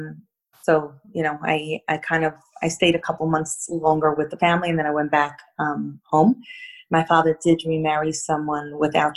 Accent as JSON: {"language": "English", "town": "Monsey", "region": "New York", "country": "United States", "tie": "born or raised there", "lives_now": "Brooklyn, United States", "said": "I grew up in Muncie about 30-odd years ago when it was quite a small town"}